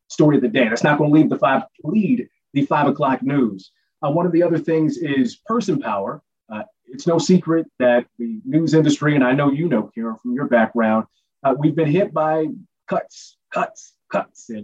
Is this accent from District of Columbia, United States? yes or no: yes; Washington, District of Columbia, United States; now in Bay Area, United States; I'm from D.C.